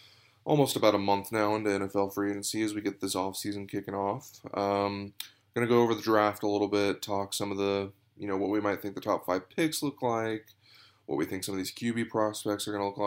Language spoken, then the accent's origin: English; Dallas, Texas, United States; I grew up in Dallas.